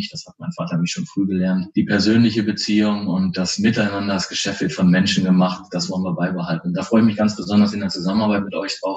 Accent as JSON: {"language": "German", "town": "Soest", "region": "North Rhine-Westphalia", "country": "Germany", "tie": "born there", "said": "Als gebürtiger Westfaler und Soester sage ich ganz offen, ich freue mich, wenn ich wieder in die Heimat kommen darf"}